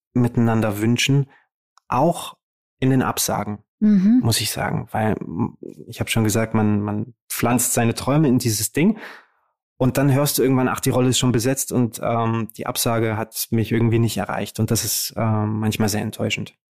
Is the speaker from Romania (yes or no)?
yes; Romania; now in Germany; Rumänien ist der Ort, wo ich eigentlich hineingeboren wurde. Und wenn meine Eltern nicht den Mut gehabt hätten, dieses Land zu verlassen, um mir und meiner Schwester eine bessere Zukunft zu ermöglichen, dann würde ich da noch leben